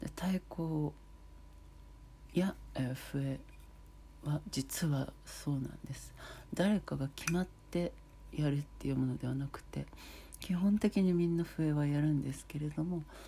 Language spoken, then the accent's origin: Japanese; Hamamatsu, Shizuoka, Japan; あの静岡県のね浜松市の細井町というもうとってもローカルな場所なんですけれどもとっても自然もあり食べ物もいろいろありそしてお祭りがあるというとてもいい場所なのでそんな素敵な私の地元